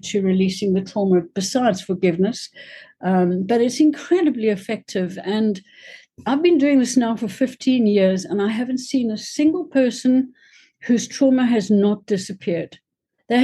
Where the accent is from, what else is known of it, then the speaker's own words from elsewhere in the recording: South Africa; I come from South Africa